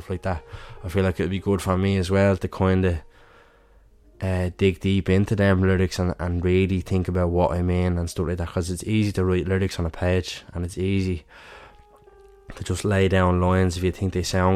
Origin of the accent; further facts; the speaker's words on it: Dublin, Leinster, Ireland; I'm from Dublin myself